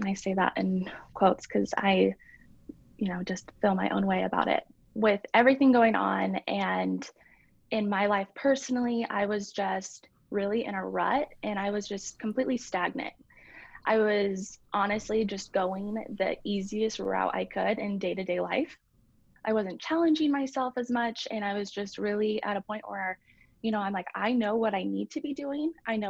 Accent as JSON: {"language": "English", "town": "Nampa", "region": "Idaho", "country": "United States", "tie": "born or raised there", "also_born_or_lived": "Alabama / Kentucky / California / Utah", "said": "I played competitively here local in Boise, and I grew up in Nampa. So that is mostly where I lived and went to school. And then my dad is in the military. So I did live in Alabama, Kentucky, California, Utah, kind of all over the place."}